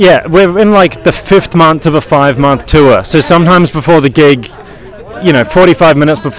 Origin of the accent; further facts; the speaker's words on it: New Zealand; moved away; I grew up in New Zealand